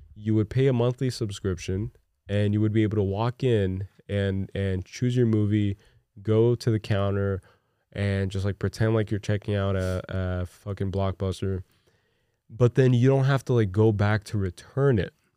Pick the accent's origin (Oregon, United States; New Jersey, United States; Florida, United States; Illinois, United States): New Jersey, United States; Newark; I grew up in Newark, New Jersey